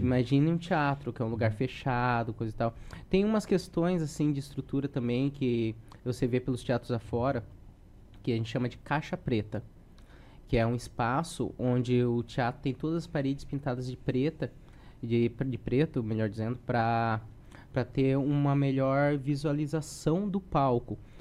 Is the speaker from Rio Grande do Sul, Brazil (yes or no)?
no; Matinhos, Paraná, Brazil; also born or lived in Curitiba; Eu nasci em Curitiba, mas eu me criei em Matinhos, então eu me considero muito mais caiçara.